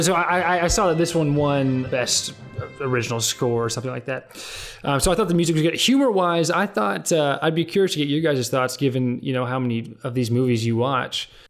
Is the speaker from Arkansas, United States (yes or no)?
yes; Fayetteville, Arkansas, United States; moved away; my hometown of Fayetteville, Arkansas